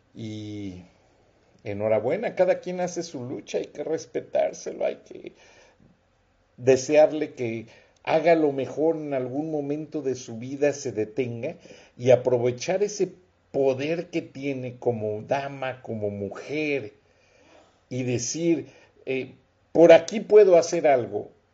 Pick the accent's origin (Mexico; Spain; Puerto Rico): Mexico; Guanajuato; yo soy guanajuatense